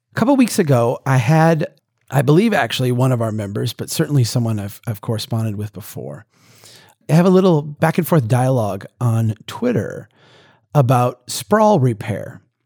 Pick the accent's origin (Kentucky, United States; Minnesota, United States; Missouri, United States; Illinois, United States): Minnesota, United States; central; my hometown back in eighteen seventy